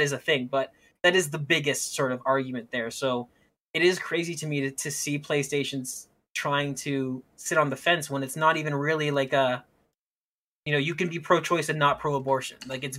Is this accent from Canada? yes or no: yes; Canada; I'm speaking as a Canadian